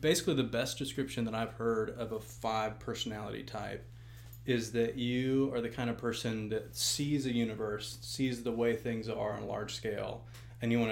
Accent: Dripping Springs, Texas, United States; moved away as an adult; also born or lived in Austin, Texas; now in Jackson, Tennessee, United States; I grew up in Texas

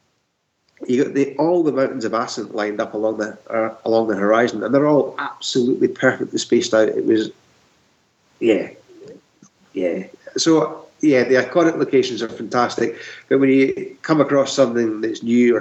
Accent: Scotland, United Kingdom; I know I'm a Scotsman, but I wasn't brought up in Gaelic.

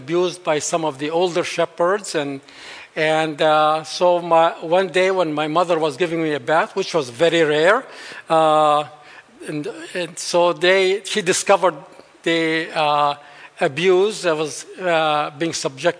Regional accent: central valley of Lebanon, Beqaa, Lebanon; moved away; I'm actually a Bedouin. Bedouins are the Arab nomads.

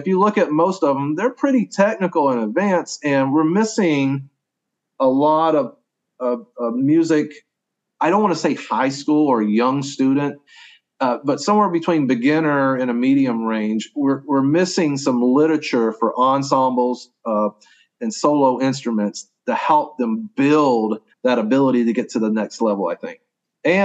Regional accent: Augusta, Georgia, United States; moved away as an adult; also born or lived in Tennessee / North Dakota; now in Oklahoma, United States; I grew up in Augusta, Georgia, right on the Savannah River on the eastern side of South Carolina

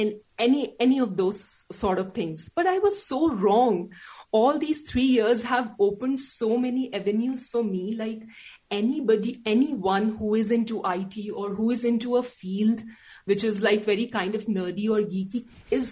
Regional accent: India; English is a second language; I'm an Indian

